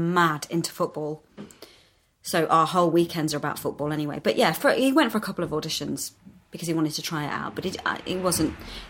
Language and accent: English; Yorkshire and the Humber, United Kingdom; also born or lived in Morley / York / Leeds; we moved around quite a lot. We never stayed in the same place for very long. So I was born in Morley, primary school in York, back to middle school